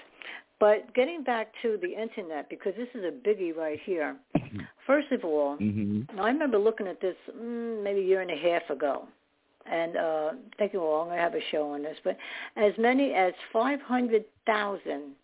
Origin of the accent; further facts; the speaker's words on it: New York, United States; I was born in New York